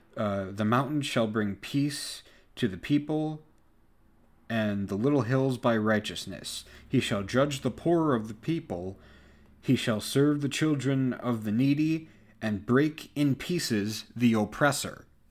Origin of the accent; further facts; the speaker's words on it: United States; born and raised in America